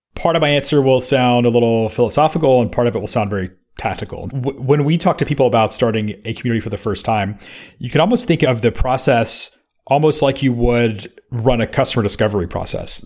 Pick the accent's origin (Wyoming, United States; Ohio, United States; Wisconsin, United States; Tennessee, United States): Tennessee, United States; Memphis; moved away; When I was in Memphis, Tennessee, which is my hometown